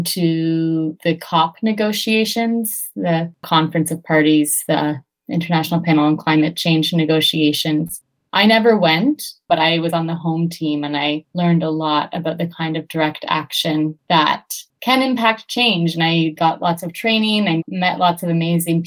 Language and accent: English; Charlottetown, Prince Edward Island, Canada; I'm from Charlottetown, PEI, and I grew up with a lot of class and racial privilege